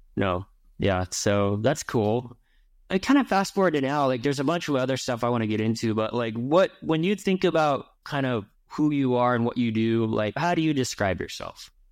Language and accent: English; Ventura, California, United States; I grew up in Ventura